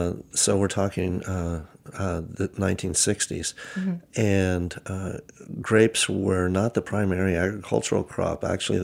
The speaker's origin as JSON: {"language": "English", "town": "Napa Valley", "region": "California", "country": "United States", "tie": "born or raised there", "said": "Yes, I was born and raised in Napa Valley, and I'm a third generation Napa Valley kid."}